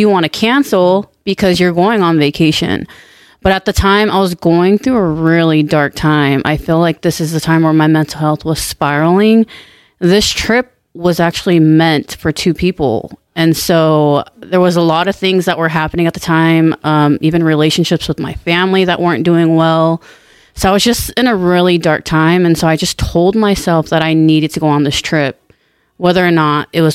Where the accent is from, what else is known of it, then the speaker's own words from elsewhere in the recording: Orange County, California, United States; I'm from Orange County, California. I was born and raised